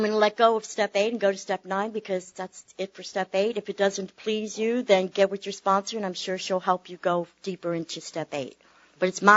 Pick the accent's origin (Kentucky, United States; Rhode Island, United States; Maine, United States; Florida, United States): Florida, United States; Tampa; I was born in Tampa, raised in Tampa